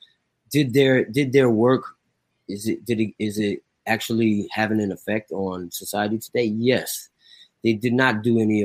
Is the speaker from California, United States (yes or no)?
yes; Pasadena, California, United States; now in New York, United States; I grew up in a city called Pasadena where everybody was called the N-word in my generation